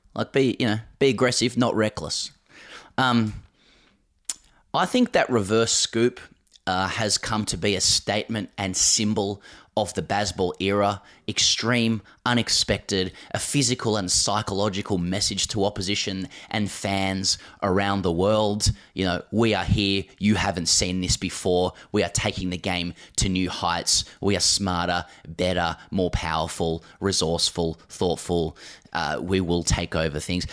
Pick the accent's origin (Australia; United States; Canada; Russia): Australia; as an Australian